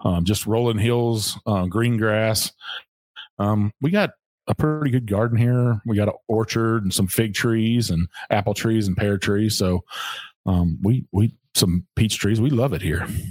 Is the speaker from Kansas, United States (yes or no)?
no; Texas, United States; now in Kentucky, United States; this is Kentucky. It's it's home now. Um, I'm not originally from here. I'm from Texas